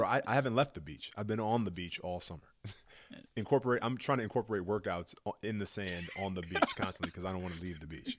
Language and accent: English; New York City, New York, United States; I'm from New York, big city, great vibe